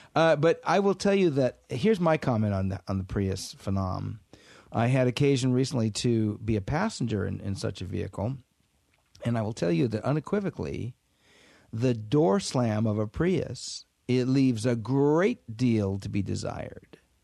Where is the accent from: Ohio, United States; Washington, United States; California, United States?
Washington, United States; moved away as an adult; growing up in Washington State